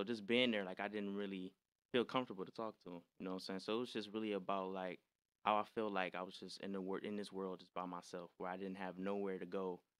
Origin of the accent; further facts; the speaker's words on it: Detroit, Michigan, United States; I was born and raised in Detroit, Michigan. That's where I'm from.